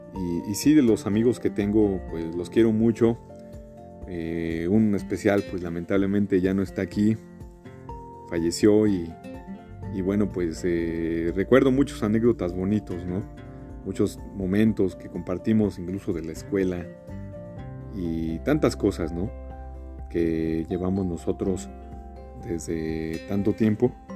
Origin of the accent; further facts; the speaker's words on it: Mexico; soy de México